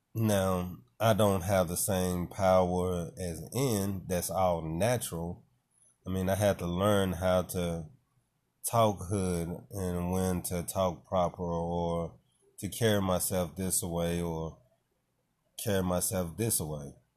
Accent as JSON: {"language": "English", "town": "Nashville", "region": "Tennessee", "country": "United States", "said": "I'm from Nashville"}